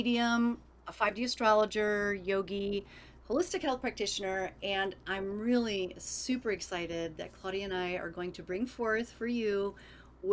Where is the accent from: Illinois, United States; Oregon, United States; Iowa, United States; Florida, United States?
Illinois, United States; Chicago; I'm from Chicago as well